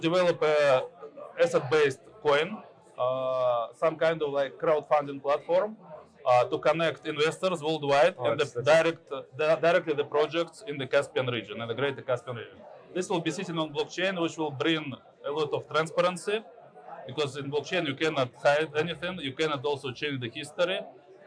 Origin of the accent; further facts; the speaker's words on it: Turkmenistan; I am from Turkmenistan.